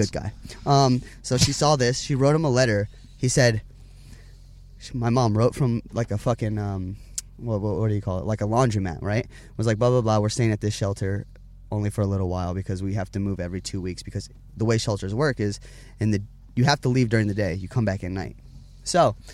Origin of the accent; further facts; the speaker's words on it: Huntington Beach, California, United States; born there; also born or lived in Las Vegas; I was born in Huntington Beach, California, um, by my mother and father, obviously.